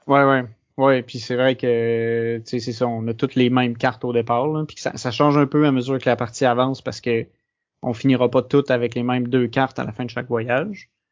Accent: Quebec, Canada; je suis québécois

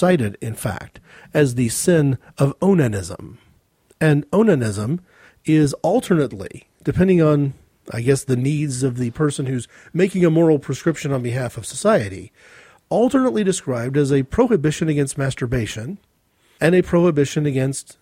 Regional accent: United States; speaking as an American

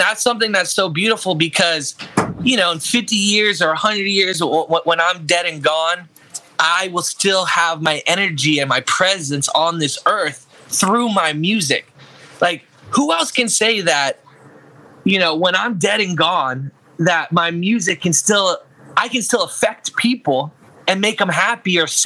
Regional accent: Orlando, Florida, United States; I'm an artist from Orlando, Florida

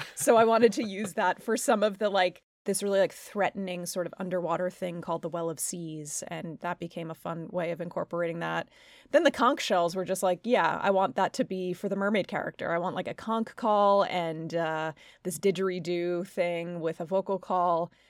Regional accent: Long Island, New York, United States; I'm from Long Island

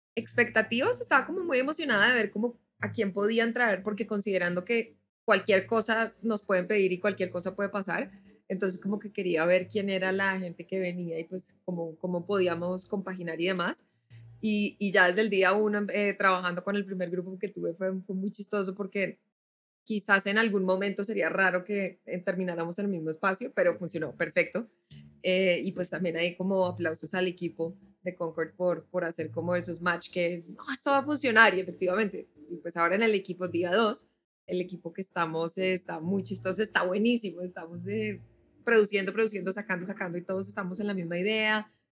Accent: Bogotá, Colombia; moved away; also born or lived in Nashville; soy bogotana

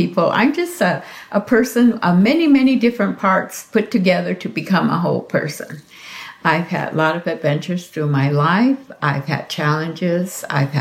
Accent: Hopi, Arizona, United States; I am from the Hopi tribe

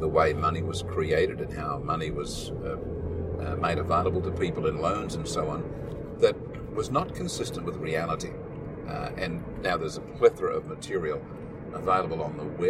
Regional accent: Australia; Growing up in Australia

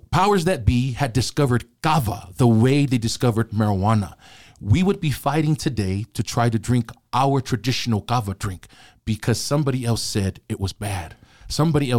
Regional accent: Compton, California, United States; moved away; also born or lived in Samoa; I came from Compton

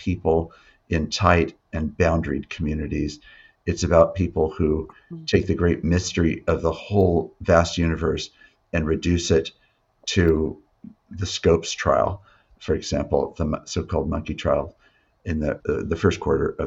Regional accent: Yakima, Washington, United States; I was raised in Yakima

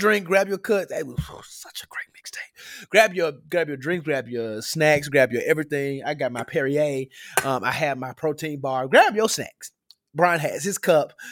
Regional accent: Memphis, Tennessee, United States; Growing up in Memphis, you hear certain things

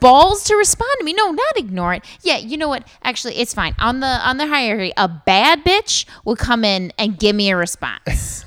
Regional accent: Columbus, Ohio, United States; I'm from Columbus

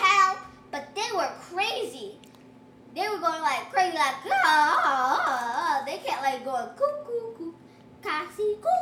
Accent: United States; I'm actually from the United States

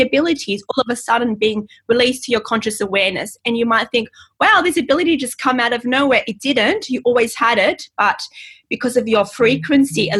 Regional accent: Australia; in Australia, we go by the English spelling, not the American

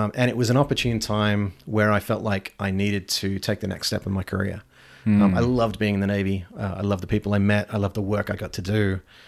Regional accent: Geelong, Victoria, Australia; also born or lived in Sydney / Darwin; So I was born just outside of Melbourne.

